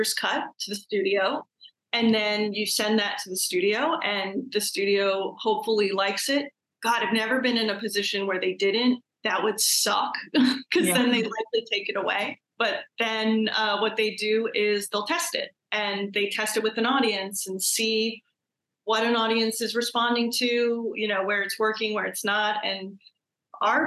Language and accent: English; New York City, New York, United States; I'm from New York. I like to think that I'm really tough. You know, I'm a New Yorker. I'm from Brooklyn